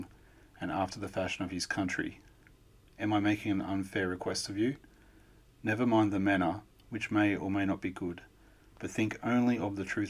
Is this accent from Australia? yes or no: yes; Australia; I don't have any accent at all, being an Australian